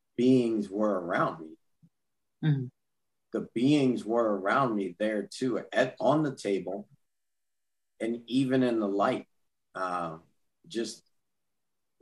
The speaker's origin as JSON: {"language": "English", "town": "Baton Rouge", "region": "Louisiana", "country": "United States", "tie": "born or raised there", "said": "growing up in Baton Rouge, Louisiana, especially back then"}